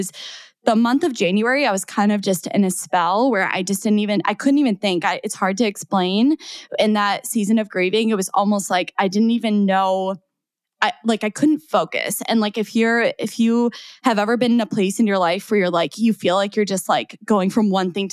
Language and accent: English; 3 hours from Chicago, Midwest, United States; now in Chicago, United States; my hometown, which is 3 hours from Chicago